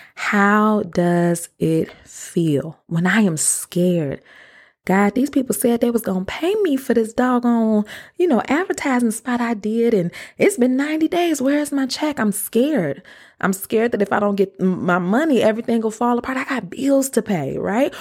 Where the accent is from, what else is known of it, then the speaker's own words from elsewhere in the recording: Detroit, Michigan, United States; moved away as an adult; also born or lived in DeKalb, Illinois / Chicago; I was born and raised in Detroit.